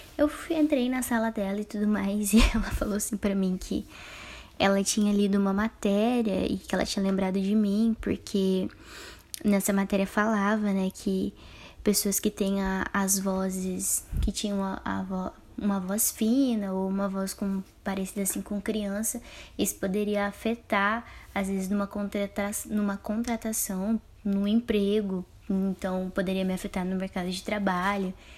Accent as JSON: {"language": "Portuguese", "town": "Campo Mourão", "region": "Paraná", "country": "Brazil", "tie": "born or raised there", "also_born_or_lived": "Apucarana", "said": "Eu sou natural de Campo Mourão, então eu saí de Campo Mourão e fui pra Pucarana para estudar"}